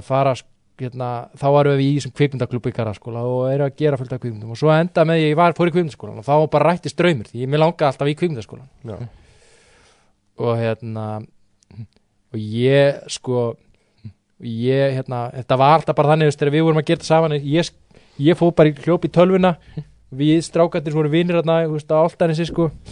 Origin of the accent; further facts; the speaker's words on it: Álftanes, Capital Region, Iceland; ég er frá Altanis sko, ég er ekki Garðabætt